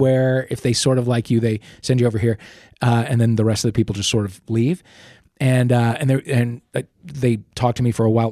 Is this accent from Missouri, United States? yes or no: yes; St. Louis, Missouri, United States; moved away as an adult; also born or lived in New York; I grew up in Saint Louis